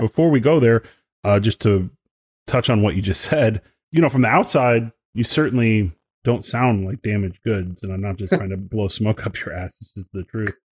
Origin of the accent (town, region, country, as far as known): outside of Detroit, Michigan, United States; born or raised there